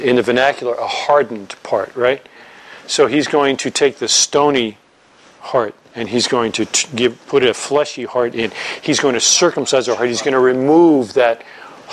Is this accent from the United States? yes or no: yes; New York, United States; moved away; I'm from New York.